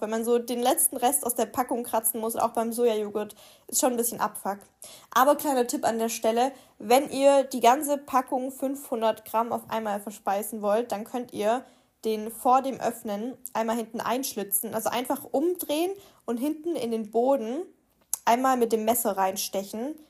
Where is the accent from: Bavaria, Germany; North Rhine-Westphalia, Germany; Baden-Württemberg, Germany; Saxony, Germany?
Baden-Württemberg, Germany; Swabia; moved away; Bei uns im Schwabenland